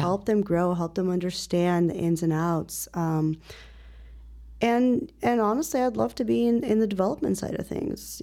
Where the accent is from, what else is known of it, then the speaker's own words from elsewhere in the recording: Northwest Suburbs of Chicago, Illinois, United States; also born or lived in Ukraine; now in Chicago, United States; eventually moved out to the Northwest Burbs. where I actually spent most of my childhood, uh, early adulthood